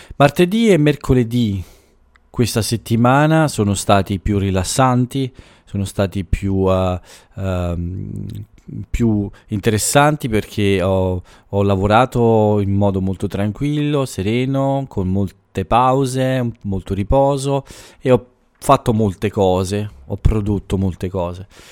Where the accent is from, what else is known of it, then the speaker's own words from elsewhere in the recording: Italy; dal mio paese